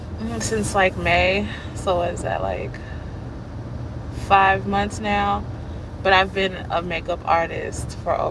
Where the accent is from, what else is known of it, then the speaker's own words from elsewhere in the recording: Round Rock, Texas, United States; moved away as an adult; now in Chicago, United States; I grew up right outside of Austin, a suburb called Round Rock.